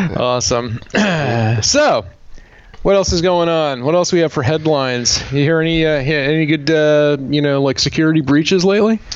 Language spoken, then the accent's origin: English; Bethel, Vermont, United States; I was a JP in in my hometown of Bethel